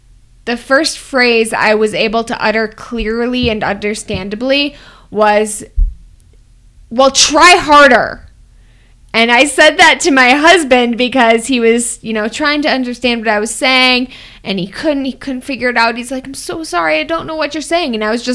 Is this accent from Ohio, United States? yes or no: no; Wisconsin, United States; Oh, Wisconsin.